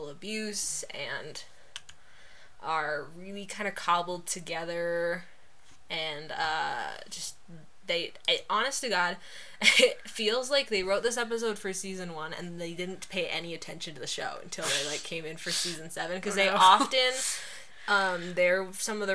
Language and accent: English; Utah, United States; I grew up in Utah